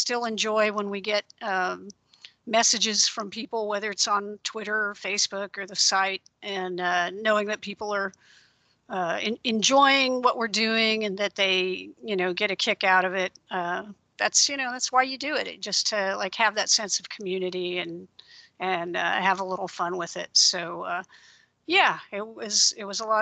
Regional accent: Central Coast region of California, United States; I grew up in the Central Coast region of California

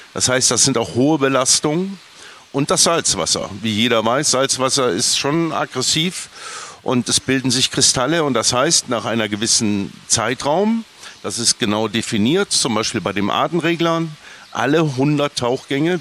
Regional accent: Bonn, North Rhine-Westphalia, Germany; Ich bin Rheinländer, wie du auch. Ich komme ja. ganz aus der Nähe. Stück vom Rheinland, Bonn

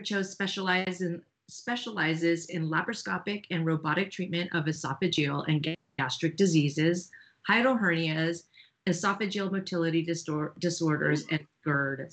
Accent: California, United States; now in Austin, United States; I was from California and we switched places. Uh, I'm now in Austin, Texas.

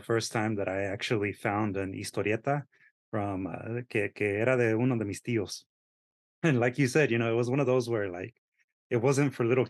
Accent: San Diego, California, United States; I actually was born and raised in San Diego, and I used to go over the border all the time to Tijuana as a little boy. And then also my dad is from the state of Querétaro, in a small little town.

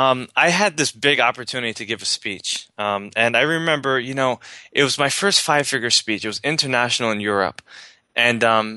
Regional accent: New York, United States; I grew up in the ghetto of, you know, New York. I was raised in the Bronx, and, you know, my family was very poor

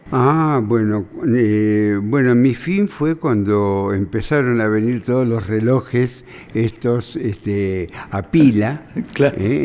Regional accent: Buenos Aires, Argentina; born or raised there; also born or lived in San Telmo, Buenos Aires

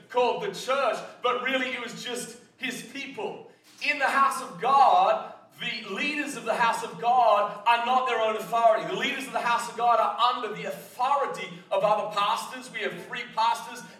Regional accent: Australia; moved away; I come from Australia

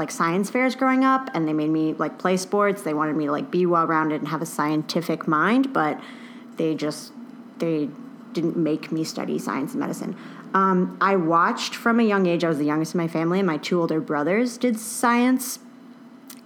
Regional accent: Murrysville, Pennsylvania, United States; moved away; I grew up in Murraysville

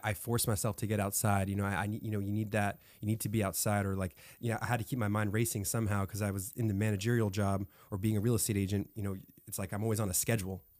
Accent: Florida, United States; now in California, United States; I was born in California and moved to Florida

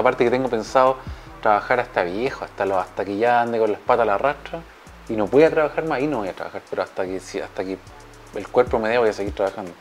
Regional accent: Viña del Mar, Valparaíso, Chile; moved away as an adult; now in Germany; yo soy de Viña

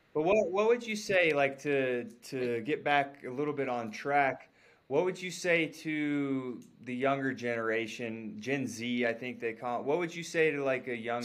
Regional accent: North Carolina, United States; I'm from North Carolina

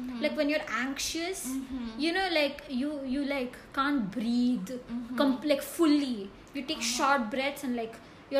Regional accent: Karnataka, India; I'm from India.

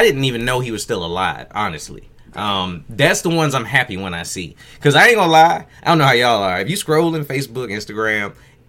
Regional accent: Virginia, United States; Because I know when I was younger, and I grew up in Virginia, so allergies was a thing.

